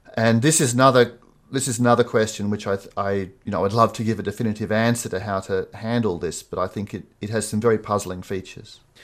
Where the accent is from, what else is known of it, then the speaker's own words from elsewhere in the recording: Sydney, New South Wales, Australia; I grew up in Sydney